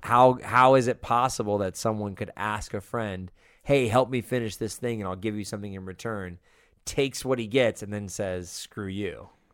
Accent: Los Angeles, California, United States; also born or lived in Las Vegas, Nevada / Santa Cruz, California; I was born in Vegas, lived in Northern California and then moved to L A when I was about six

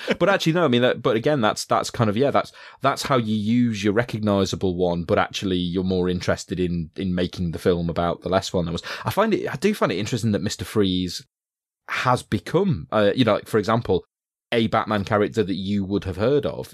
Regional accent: Yorkshire and the Humber, United Kingdom; I was being from Yorkshire

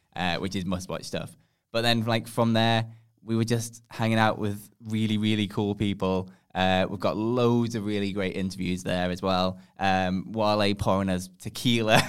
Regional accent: England, United Kingdom; we're from England

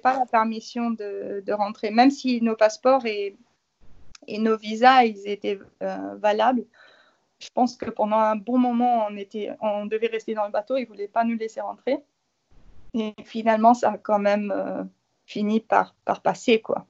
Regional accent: Luxembourg; je suis du Luxembourg

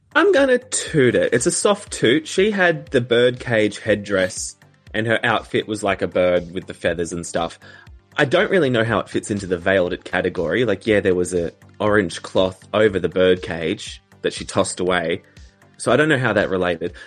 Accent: Australia; an Australian

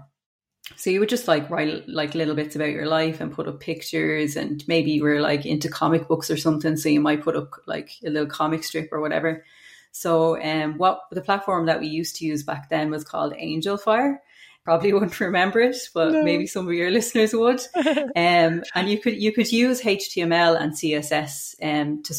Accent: Dublin, Leinster, Ireland; I grew up in Mofew in Coolock. I left school before leaving cert

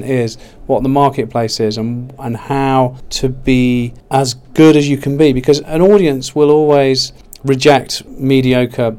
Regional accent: Derby, East Midlands, United Kingdom; moved away as an adult; also born or lived in Manchester; Derby County Football Club, which is my hometown

